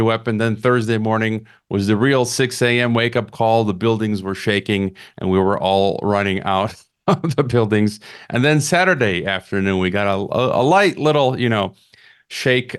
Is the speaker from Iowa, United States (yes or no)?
no; Chicago, Illinois, United States; my hometown of Chicago